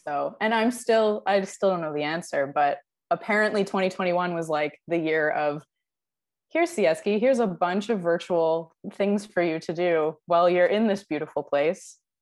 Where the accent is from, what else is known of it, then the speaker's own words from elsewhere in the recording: Vancouver, British Columbia, Canada; also born or lived in Toronto; I'm from Vancouver, but all of my like university connections and friendships are mostly based in Toronto